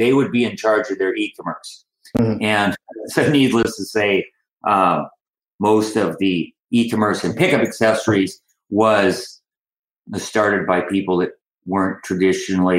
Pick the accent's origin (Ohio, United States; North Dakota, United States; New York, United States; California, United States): North Dakota, United States; Minot; I'm from originally from Minot, North Dakota, and I graduated from Ike Alternative School there